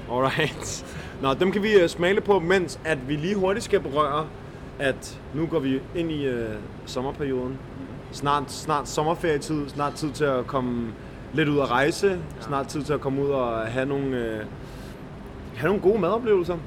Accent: Denmark

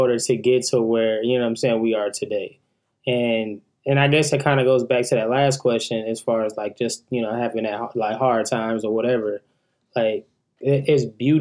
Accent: Milwaukee, Wisconsin, United States; now in Atlanta, United States; I'm from Milwaukee, Wisconsin

